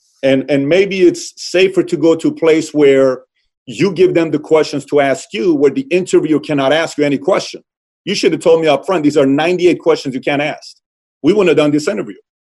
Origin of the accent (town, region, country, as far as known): Iran; born or raised there; now in United States